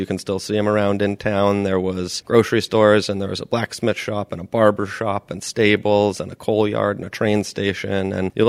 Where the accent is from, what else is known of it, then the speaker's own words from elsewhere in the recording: Noank, Connecticut, United States; I grew up in Noank.